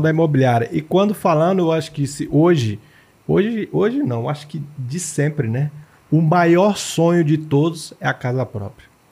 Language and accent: Portuguese; Taguatinga, Federal District, Brazil; also born or lived in Ceilândia; Eu nasci na Ceilândia, cresci em Taguatinga, então eu tenho uma paixão por Taguatinga